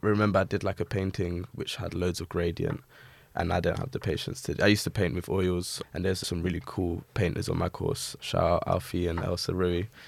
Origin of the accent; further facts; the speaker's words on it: London, United Kingdom; I'm a painter from Southeast London, born and raised in Peckham